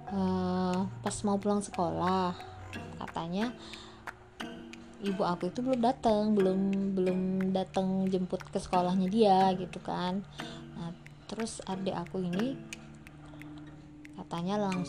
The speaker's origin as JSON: {"language": "Indonesian", "town": "Palembang", "region": "South Sumatra", "country": "Indonesia", "tie": "born or raised there", "lives_now": "South Bangka, Indonesia", "said": "kita kan kecilnya di Palembang sampai sekarang di Palembang cuman uh, rumah orang tuh juga di pasti di Palembang cuman kita sekarang sudah merantau ya adik aku sendiri di Purwakarta aku di Bangka Selatan"}